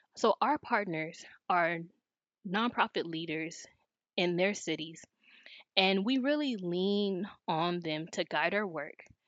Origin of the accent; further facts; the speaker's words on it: Los Angeles, California, United States; moved away as an adult; now in North Carolina, United States; Growing up in South Los Angeles, many of the inequities in the city were highly visible.